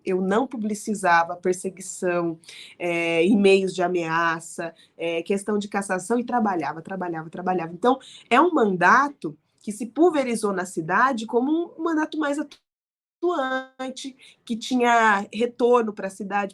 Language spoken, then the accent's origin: Portuguese; Araraquara, São Paulo, Brazil; eu decidi voltar a morar em Araraquara, né, no interior de onde eu nasci